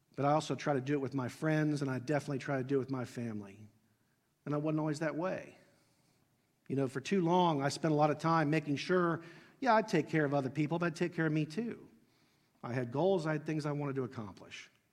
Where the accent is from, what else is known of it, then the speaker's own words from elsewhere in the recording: Dayton, Ohio, United States; I grew up in Southwest Ohio, Dayton, Ohio